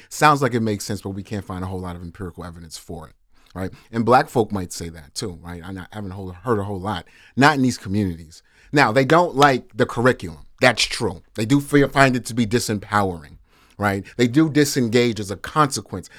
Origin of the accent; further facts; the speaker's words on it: New York City, New York, United States; originally born in Harlem, New York City, Flower Hospital no longer is open. Um, grew up in Harlem River Projects.